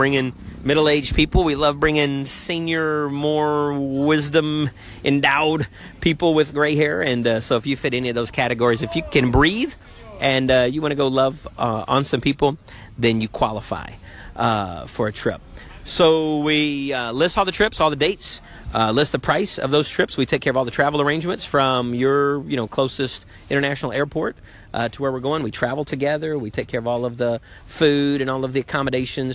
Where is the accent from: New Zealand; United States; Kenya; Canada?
United States; I'm an American in my body